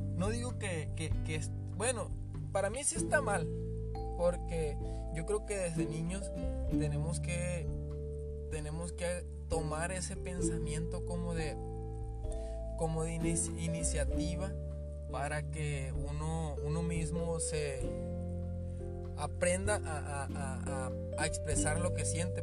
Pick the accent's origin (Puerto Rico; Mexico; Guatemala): Mexico; yo soy de México